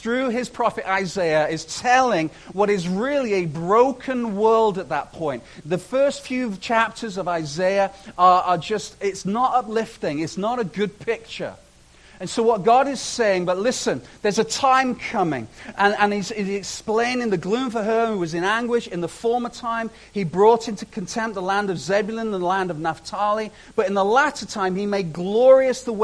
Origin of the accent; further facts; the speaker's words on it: Chester, North West England, United Kingdom; now in Canada; I am Canadian and I'm also British. So I had the joy as a young man, as a child, of growing up in this city called Chester